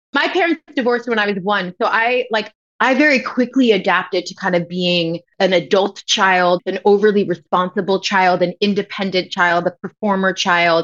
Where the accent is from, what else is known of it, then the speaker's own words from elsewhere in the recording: Westchester, New York, United States; accent: New York; moved away; we grew up in Westchester, and so everybody talked like this